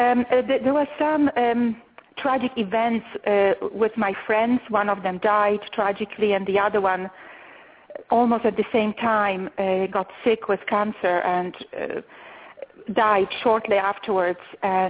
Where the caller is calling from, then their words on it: Austin, Texas, United States; I'm calling from Austin